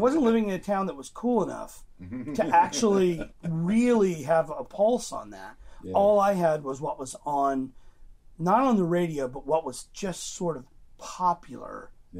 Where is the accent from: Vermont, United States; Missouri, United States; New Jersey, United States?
Missouri, United States; Joplin; I grew up in Missouri, Joplin, Missouri, a little tiny town, 40,000 people in the corner of Kansas, Oklahoma, and Arkansas, the 4-state area.